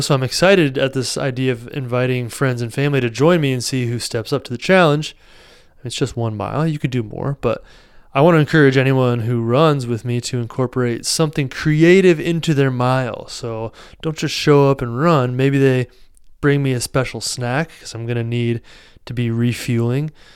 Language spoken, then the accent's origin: English; Iowa, United States; Here in my home state of Iowa